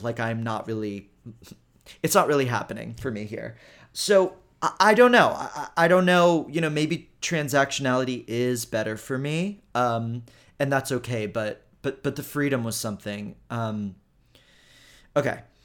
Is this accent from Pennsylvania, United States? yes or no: no; Houston, Texas, United States; I'm from Houston